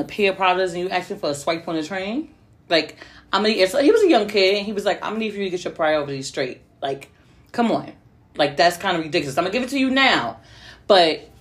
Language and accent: English; New Jersey, United States; I'm from Jersey